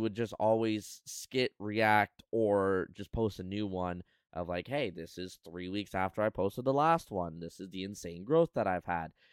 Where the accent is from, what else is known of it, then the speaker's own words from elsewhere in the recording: Canada; as a Canadian